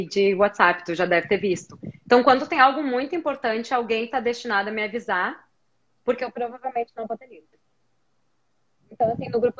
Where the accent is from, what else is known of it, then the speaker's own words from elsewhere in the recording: Brazil; a minha sorte foi que eu cresci no Brasil e que as coisas que eu gostava não eram tão populares no Brasil.